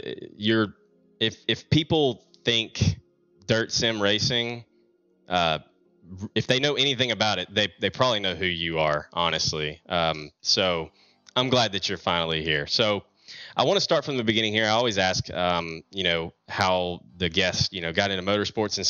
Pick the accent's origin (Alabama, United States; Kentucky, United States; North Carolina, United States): Alabama, United States; Talladega; I used to go to Talladega all the time, you know, being my hometown track